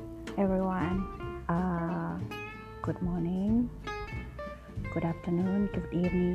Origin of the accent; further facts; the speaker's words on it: Indonesia; English is a second language; I am from Indonesia.